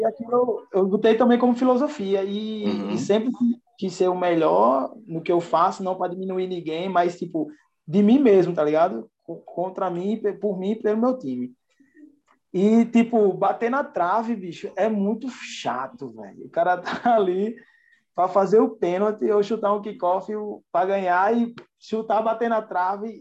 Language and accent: Portuguese; João Pessoa, Paraíba, Brazil; Sou naturalmente de João Pessoa, Paraíba, nordestino